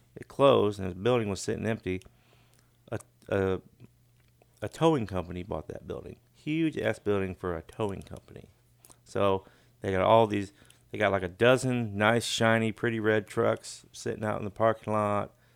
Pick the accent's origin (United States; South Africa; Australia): United States; Sidney, Illinois; moved away; a town I grew up in Illinois, but it's called Sydney